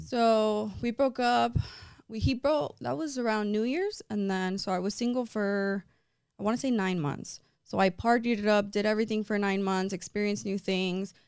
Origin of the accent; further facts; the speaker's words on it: Miami, Florida, United States; I was born and raised here in Miami, but my background, so it's weird. So my mom's side is Cuban, but my dad's side is Italian